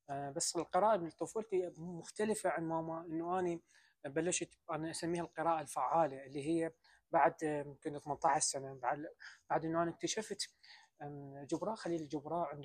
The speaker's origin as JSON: {"language": "Arabic", "country": "Iraq", "said": "السلام عليكم … من العراق"}